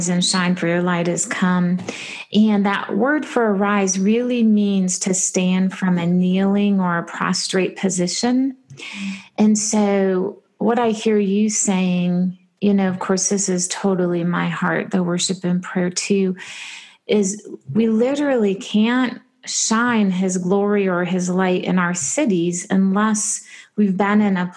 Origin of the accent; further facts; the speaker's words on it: Michigan, United States; I grew up in Michigan